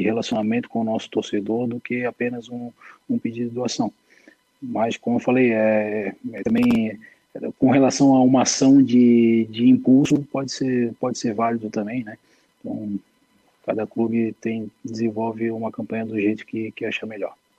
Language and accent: Portuguese; Florianópolis, Santa Catarina, Brazil; Sou, sou manezinho de Floripa, nascido e criado ali na região de Itacurubi